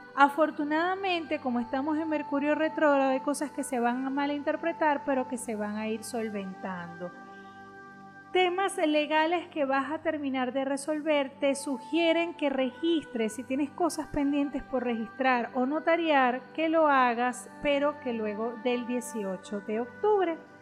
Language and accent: Spanish; Venezuela; como decimos en Venezuela